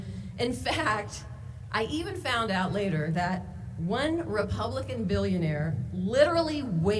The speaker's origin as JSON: {"language": "English", "region": "Nevada", "country": "United States", "tie": "born or raised there", "said": "growing up in Nevada."}